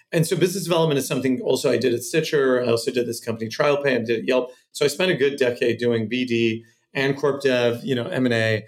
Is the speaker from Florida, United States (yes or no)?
no; Cupertino, California, United States; also born or lived in Santa Monica, California / Boston, Massachusetts; I'm from Cupertino, California is where I grew up my formative years